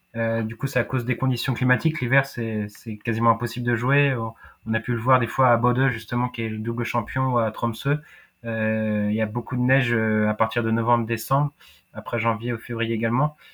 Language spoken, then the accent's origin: French; France; je suis français, j'ai pas d'origine euh, nordique